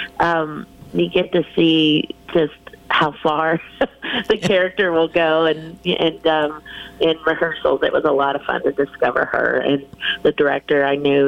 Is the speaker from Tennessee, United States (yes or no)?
yes; Tennessee, United States; I grew up in Tennessee and like the heart of Appalachia